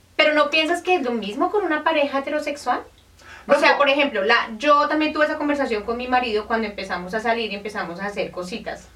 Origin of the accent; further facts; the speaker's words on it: Colombia; nosotros venimos de Colombia